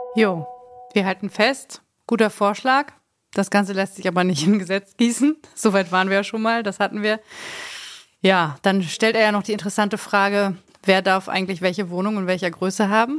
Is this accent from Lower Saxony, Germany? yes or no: yes; Hanover, Lower Saxony, Germany; now in Berlin, Germany; als Hannoveraner